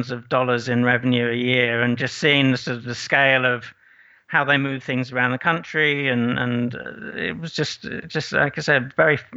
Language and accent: English; Aberystwyth, Wales, United Kingdom; moved away as an adult; also born or lived in Irvine, California; grew up in Wales, so um, I loved it there.